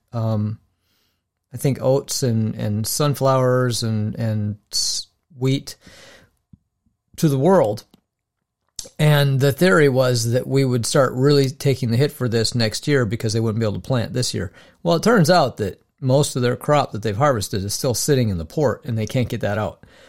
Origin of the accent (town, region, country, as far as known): Minnesota, United States